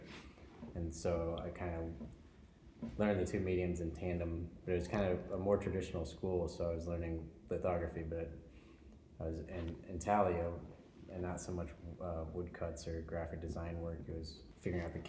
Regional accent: Illinois, United States; now in Twin Cities, United States; So, I grew up in Illinois, and it wasn't the biggest town, but it also had a university

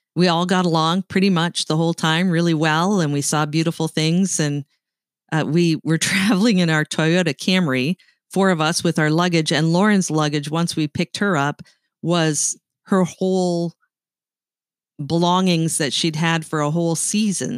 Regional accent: Canada; accent: Canadian; moved away as an adult; now in United States; I grew up in Canada. and, uh, I moved to the United States when Bill and I got married

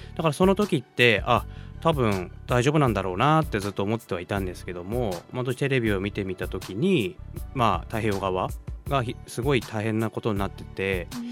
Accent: Oguni, Yamagata, Japan; moved away as an adult; now in Sendai, Japan; 私地元が山形県小国町というところにあるんですけども

